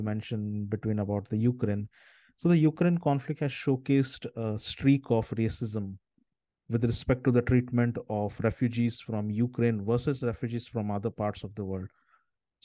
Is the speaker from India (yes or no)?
yes; India; moved away; I'm originally from India